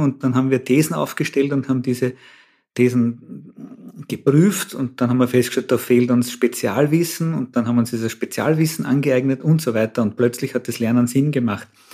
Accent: Austria; bei uns in Österreich

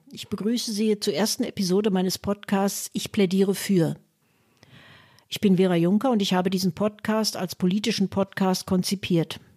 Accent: Münster, North Rhine-Westphalia, Germany; born there; Zwar wurden auch damals schon in meinem Geburtsort Münster, vorwiegend bei studentischen Mitgliedern der SPD, Gedanken der Stammokap-Theorie diskutiert.

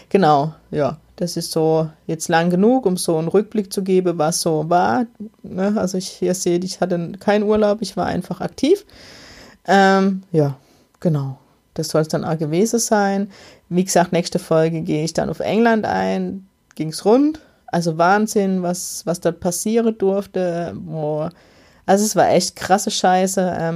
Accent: Germany; Ich kann als Deutsche nicht einfach in Österreich Einnahme

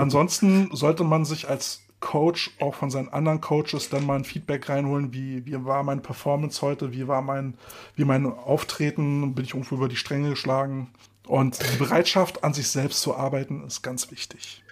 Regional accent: Berlin, Germany; bei uns in Berlin

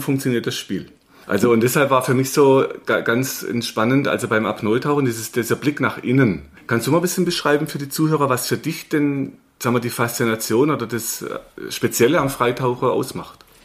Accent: Germany; als Deutscher

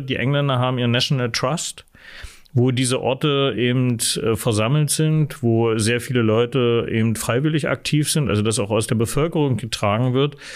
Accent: Halle, Saxony-Anhalt, Germany; moved away as an adult; also born or lived in Leipzig / Dresden / Berlin; now in Magdeburg, Germany; ich bin in Halle geboren, 1965, dort aufgewachsen

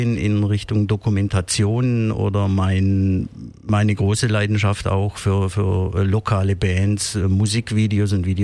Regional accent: Heuberg, Baden-Württemberg, Germany; versucht, irgendwo die Aufnahmen von den beiden Welten, südliches Afrika und meiner Heimat äh, Heuberg, zu vereinen.

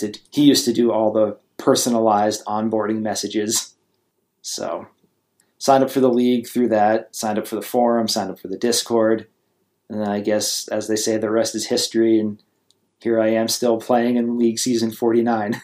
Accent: Vermont, United States; moved away; I grew up in Vermont, um, so the eastern part of the United States.

